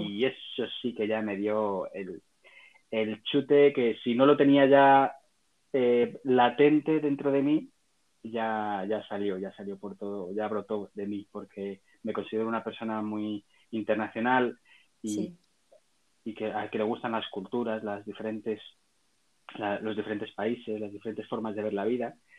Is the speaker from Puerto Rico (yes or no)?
no; Salamanca, Castile and León, Spain; soy un ciudadano nacido en Salamanca, Salmantina